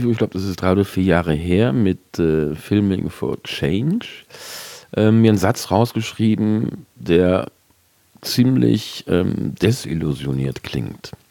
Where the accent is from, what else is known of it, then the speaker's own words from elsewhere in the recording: Rhineland, Germany; Du kommst ja aus, gebürtig aus Bonn, also auch aus dem Rheinland wie ich